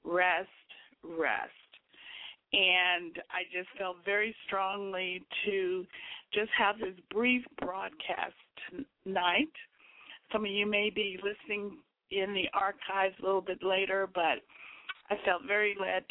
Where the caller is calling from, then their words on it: Houston, Texas, United States; Right now I'm calling from Houston, Texas.